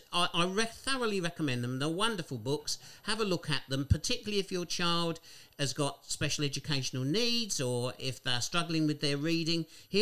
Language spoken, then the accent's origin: English; Borden, South East England, United Kingdom; I'm a Kent boy. I was born in Borden in Kent.